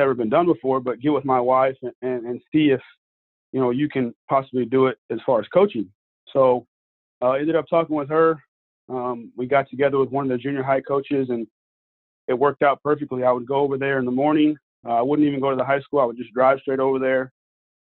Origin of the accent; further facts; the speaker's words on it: Houston, Texas, United States; also born or lived in Montgomery, Texas; I grew up in Houston, Texas